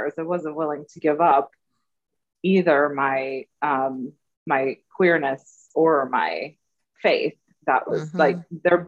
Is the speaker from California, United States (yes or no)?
yes; the Bay Area, California, United States; I grew up in California in the Bay Area.